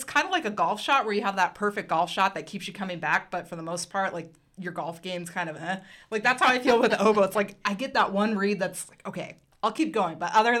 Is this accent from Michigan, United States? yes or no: no; Coeur d'Alene, Idaho, United States; But yeah, born and raised here. Went to Dalton Elementary, Canfield Middle School, Coeur d'Alene High School.